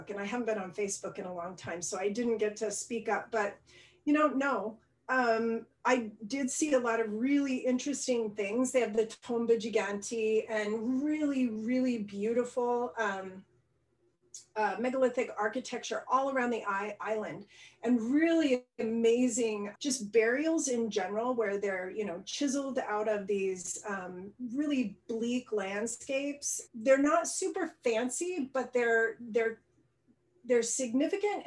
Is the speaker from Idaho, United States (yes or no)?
yes; rural Idaho, United States; I grew up in Idaho, rural Idaho